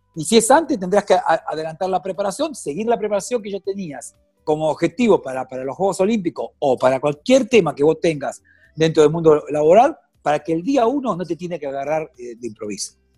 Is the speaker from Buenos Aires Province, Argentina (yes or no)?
yes; Mar del Plata, Buenos Aires Province, Argentina; usted sabe que soy de Mar del Plata